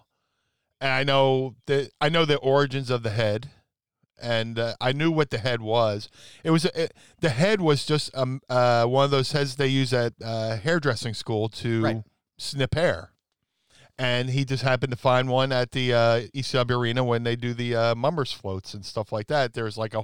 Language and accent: English; Philadelphia, Pennsylvania, United States; we're in my hometown of Philly